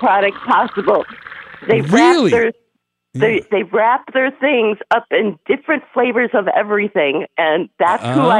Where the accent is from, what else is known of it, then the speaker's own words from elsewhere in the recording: Minnesota, United States; I'm Minnesotan.